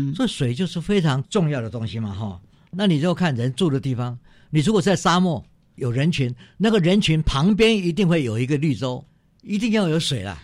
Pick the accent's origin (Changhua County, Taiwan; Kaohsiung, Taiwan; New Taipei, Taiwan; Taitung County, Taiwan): Taitung County, Taiwan; 我是来自台东的